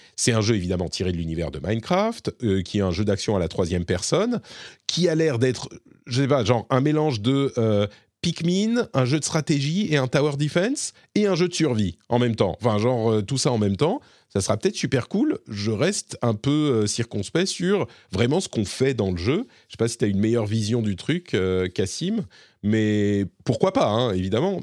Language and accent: French; Lebanon; moved away; je suis né au Liban et j'ai passé beaucoup de temps euh, au Liban